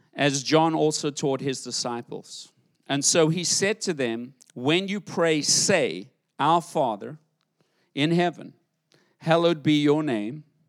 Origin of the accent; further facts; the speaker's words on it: South Africa; now in United States; I grew up in South Africa, different world to live in.